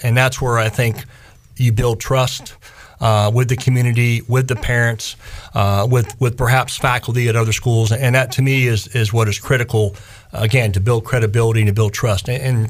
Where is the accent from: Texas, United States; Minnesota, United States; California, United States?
Texas, United States; Houston; also born or lived in Connecticut; I was born in Connecticut. Grew up in Houston, Texas.